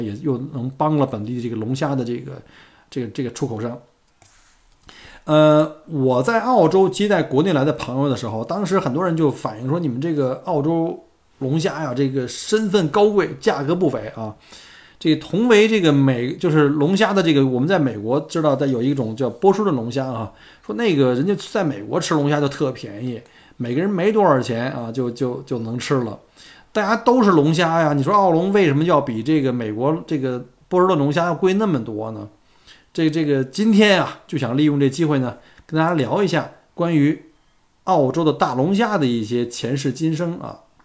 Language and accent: Chinese; China; now in Melbourne, Australia; 作为一个中国人啊，小姑那是相当的自豪啊